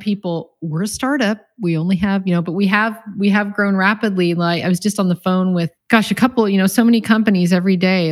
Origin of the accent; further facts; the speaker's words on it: Encinitas, California, United States; I grew up here in Encinitas, so kind of a hometown girl.